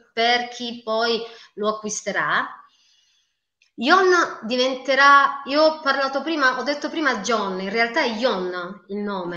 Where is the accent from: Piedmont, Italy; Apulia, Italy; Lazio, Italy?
Apulia, Italy; anch'io sono pugliese